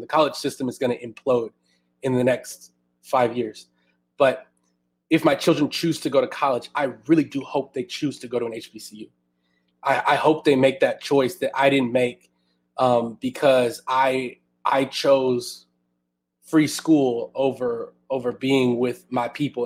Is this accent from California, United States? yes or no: no; Houston, Texas, United States; now in Austin, United States; I'm originally from Houston, and I'm itching to move back to my hometown